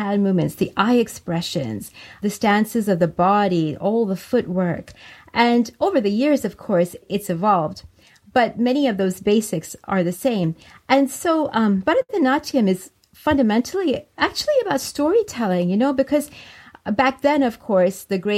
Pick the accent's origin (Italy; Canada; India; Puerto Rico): India; also born or lived in France; So I felt very much at home, and it just sort of expanded my identity, I guess, of being Indian abroad.